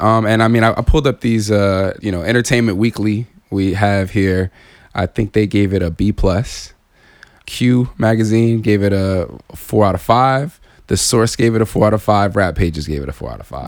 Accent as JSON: {"language": "English", "region": "Southern California", "country": "United States", "tie": "born or raised there", "said": "coming up in Southern California"}